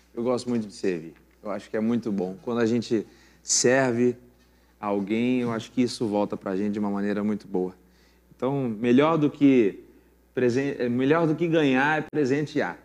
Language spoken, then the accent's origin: Portuguese; São Paulo, Brazil; now in Mogi das Cruzes, Brazil; sou paulista, nasci no Ibirapuera, só que moro há muitos anos em Mogi, então me considero mogiano